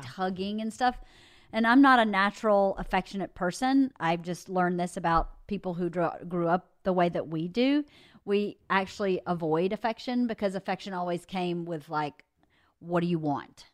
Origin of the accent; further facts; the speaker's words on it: the South, United States; moved away; I grew up in the South